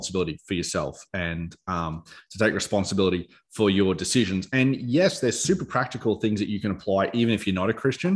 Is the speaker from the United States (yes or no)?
no; Australia; we have a responsibility as Australians